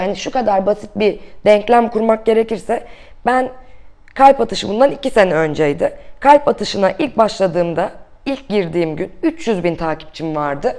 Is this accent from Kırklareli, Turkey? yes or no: yes; Kırklareli, Turkey; now in Istanbul, Turkey; Kırklareli'de doğdum.